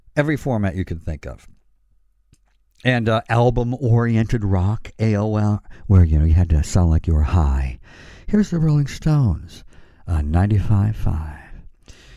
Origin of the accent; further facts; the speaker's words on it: Elmira, New York, United States; I grew up in a very conservative hometown, Elmira, New York